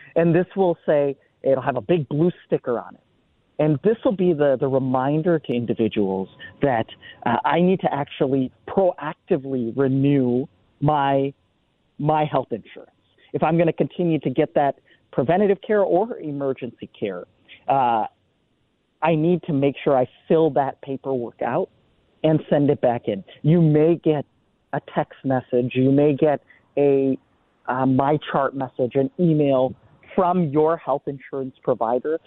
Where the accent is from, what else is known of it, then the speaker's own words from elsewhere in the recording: Minneapolis, Minnesota, United States; I grew up in, in the Twin Cities